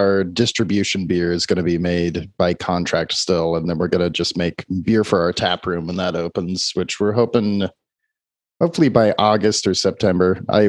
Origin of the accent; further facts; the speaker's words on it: San Jose, California, United States; I grew up in San Jose